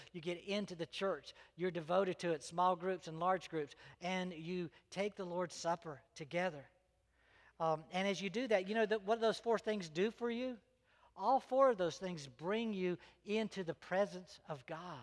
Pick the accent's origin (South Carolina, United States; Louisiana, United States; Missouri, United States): South Carolina, United States; Greenville; also born or lived in North Augusta, South Carolina; my parents moved to Greenville, and Greenville was where I was raised